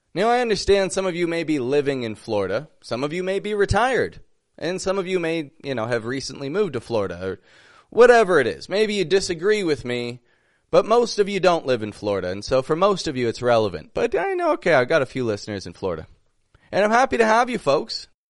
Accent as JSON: {"language": "English", "town": "Toronto", "region": "Ontario", "country": "Canada", "said": "I'm from Toronto, Canada"}